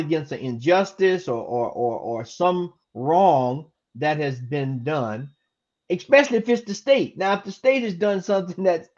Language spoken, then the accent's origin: English; Florida, United States; He's in my home state. I was born and raised in Florida